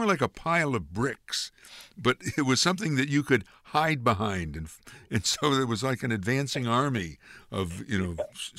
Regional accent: Amsterdam, New York, United States; I grew up pretty much in the Polish neighborhood at the time. And I lived on Pulaski Street.

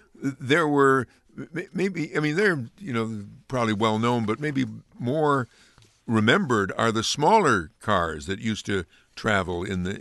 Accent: Amsterdam, New York, United States; growing up in Amsterdam

